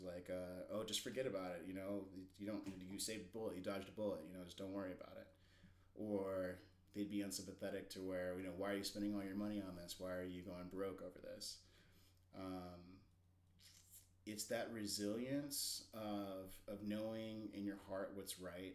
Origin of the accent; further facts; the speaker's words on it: Alaska, United States; I grew up in Alaska and it's a very independent kind of Wild West place to grow up.